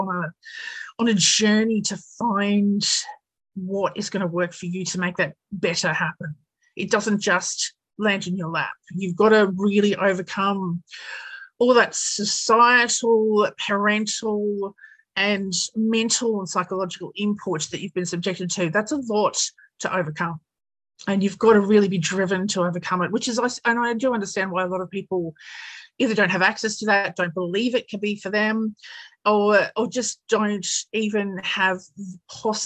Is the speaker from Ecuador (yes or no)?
no; Australia; I'm an Aussie, couple of generations now